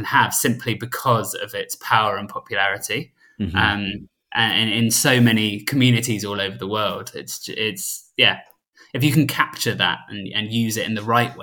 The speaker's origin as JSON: {"language": "English", "town": "Southampton", "region": "South East England", "country": "United Kingdom", "said": "we're from Southampton, Tom"}